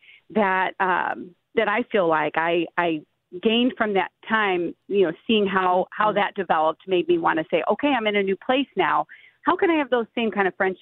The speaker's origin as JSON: {"language": "English", "region": "Indiana", "country": "United States", "tie": "born or raised there", "also_born_or_lived": "Tennessee", "moved": "as an adult", "said": "back in my home state"}